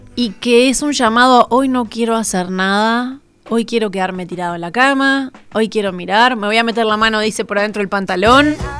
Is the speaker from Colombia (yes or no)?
no; Uruguay; los uruguayos tenemos